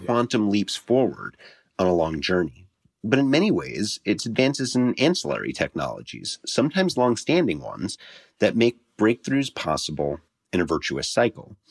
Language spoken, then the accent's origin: English; New York City, New York, United States; New York, also my hometown